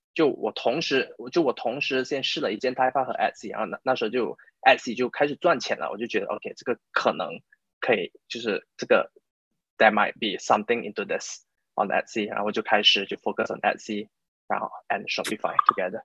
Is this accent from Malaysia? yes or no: yes; Malaysia; first language Chinese; moved away as an adult; now in United Kingdom; 我是马来西亚人，然后我就差不多七八年前来到英国吧，然后在英国念，念了大学，然后就在这里工作，就工作差不多四，啊，四五年，然后我目前是在一家，啊，美国的咨询公司工作，可是是在英国，啊，就在英国这一家，呃，美国咨询公司工作